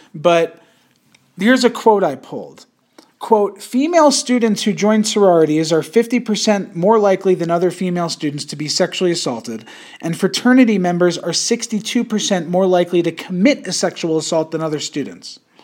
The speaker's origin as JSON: {"language": "English", "town": "Yonkers", "region": "New York", "country": "United States", "tie": "born or raised there", "said": "I was born in Yonkers"}